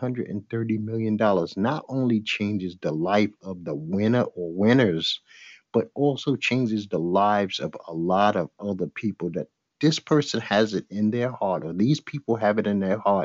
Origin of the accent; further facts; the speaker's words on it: New York City, New York, United States; I'm from Bed-Stuy, Brooklyn. I grew up with the Jump Out Boys